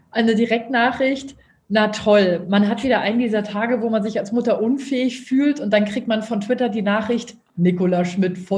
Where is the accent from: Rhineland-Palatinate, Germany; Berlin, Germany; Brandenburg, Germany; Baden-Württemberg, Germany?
Berlin, Germany; ich bin in Berlin aufgewachsen